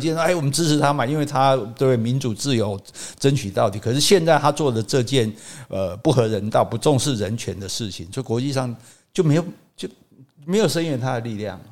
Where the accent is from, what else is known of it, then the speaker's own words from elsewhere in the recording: Taiwan; 我们台湾人